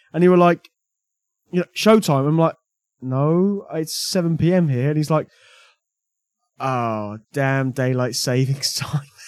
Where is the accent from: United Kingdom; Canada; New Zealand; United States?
United Kingdom; I've only got myself to blame for being British